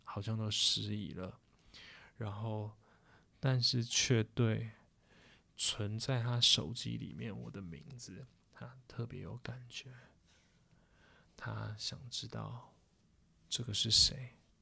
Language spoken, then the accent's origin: Chinese; Taipei, Taiwan; 我们台北人，我们就回台北